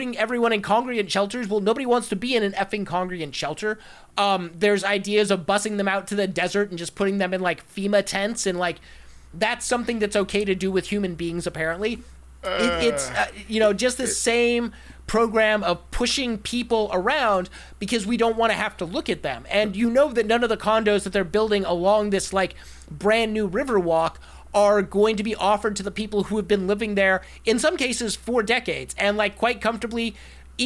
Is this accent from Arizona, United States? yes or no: yes; Arizona, United States; I grew up in Arizona.